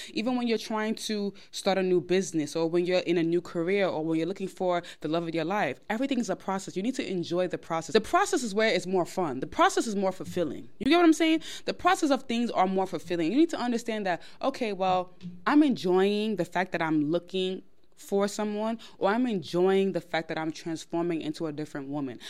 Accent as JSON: {"language": "English", "region": "New York", "country": "United States", "tie": "born or raised there", "said": "I'm of Nigerian background. I was born in New York"}